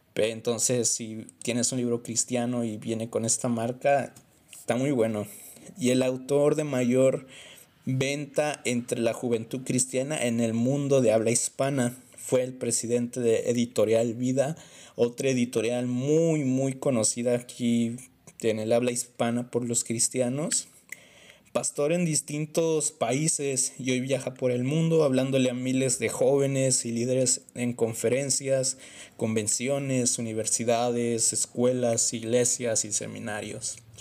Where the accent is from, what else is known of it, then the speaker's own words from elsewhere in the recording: Mexico; yo soy de México